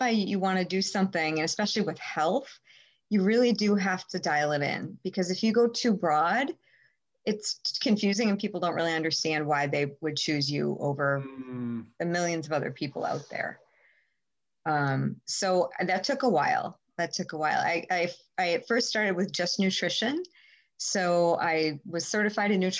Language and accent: English; Madison, Wisconsin, United States; I grew up in Madison. I actually grew up on the east side of Madison